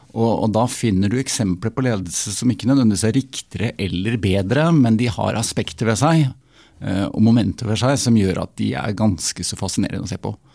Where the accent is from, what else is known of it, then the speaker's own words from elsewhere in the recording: Oslo, Norway; Nå kommer jeg fra Oslo